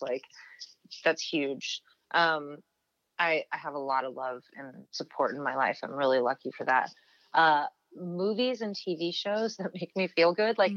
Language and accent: English; United States; I'm English, but I was born in America to British parents uh, who both live back in England now.